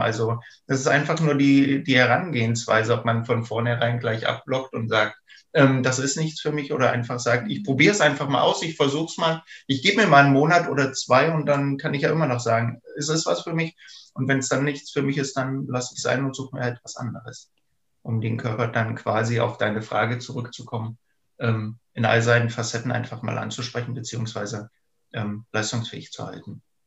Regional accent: eastern Germany, Germany; ich bin ja quasi auch im Osten der Republik groß geworden

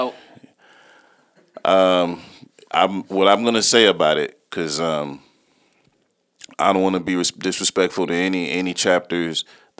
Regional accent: the Carolinas, United States; I used to be on the frat lot. I came from the Carolinas. This is when I was homeless.

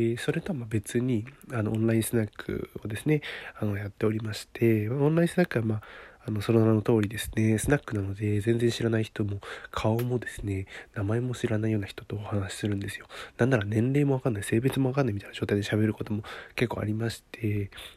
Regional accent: Niigata, Japan; 私、新潟のね、出身なんで、新潟の、あの、出身なんですよ

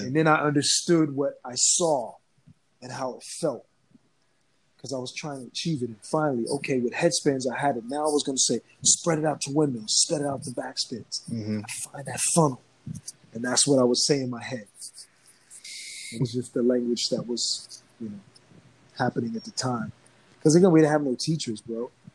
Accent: New Jersey, United States; I grew up in Jersey

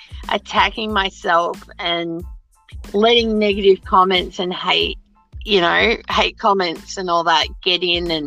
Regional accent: Australia; I'm Australian

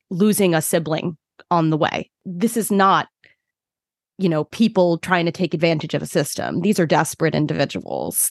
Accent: Brooklyn, New York, United States; moved away as an adult; now in Long Island, United States; I'm from Brooklyn originally, which is a totally different ballgame.

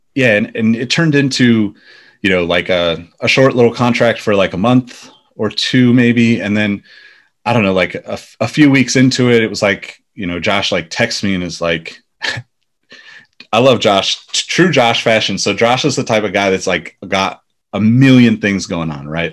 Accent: Sacramento, California, United States; also born or lived in Los Angeles, United States / New York, United States; I ended up moving back to Sacramento, which is my hometown

